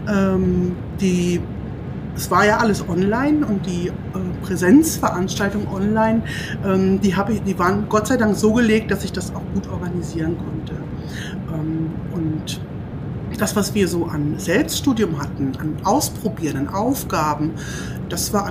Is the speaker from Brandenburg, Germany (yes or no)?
yes; Brandenburg, Germany; also born or lived in Berlin; Ich komme ja ursprünglich aus Berlin und habe dort, beziehungsweise aus Brandenburg